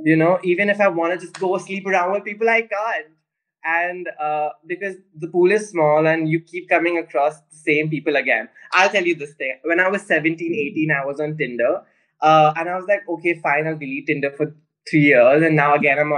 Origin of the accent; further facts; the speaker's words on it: Pune, Maharashtra, India; Yes, I am from Pune.